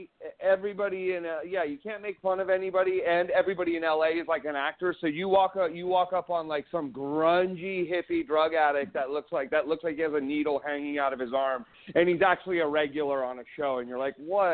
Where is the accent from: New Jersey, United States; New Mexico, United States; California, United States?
California, United States; San Francisco; moved away as an adult; now in Los Angeles, United States; Born and raised in San Francisco. I moved out.